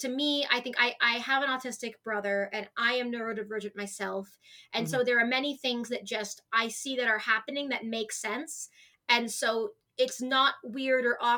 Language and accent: English; Arizona, United States; I am born and raised in Arizona